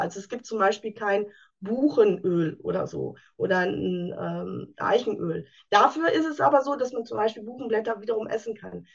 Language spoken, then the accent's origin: German; Münsterland, North Rhine-Westphalia, Germany; Ich komme aus dem schönen Münsterland